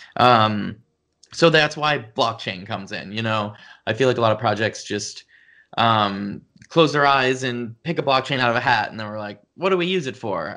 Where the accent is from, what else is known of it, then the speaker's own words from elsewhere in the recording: Pittsburgh, Pennsylvania, United States; I grew up in Pittsburgh, Pennsylvania.